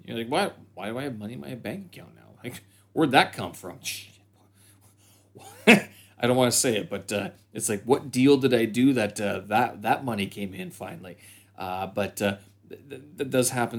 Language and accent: English; Canada; moved away as an adult; now in Beijing, China; I'm a Canadian expat here in Beijing.